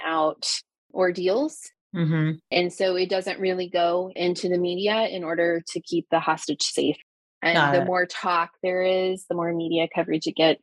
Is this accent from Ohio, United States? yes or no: yes; Ohio, United States; I'm a teacher from Ohio